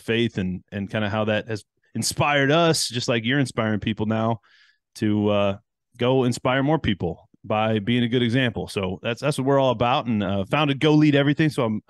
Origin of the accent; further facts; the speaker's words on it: Detroit, Michigan, United States; also born or lived in Chicago; now in Houston, United States; I grew up in Chicago area, moved around a little bit. So I consider myself Chicago born, Detroit raised, and Houston grown.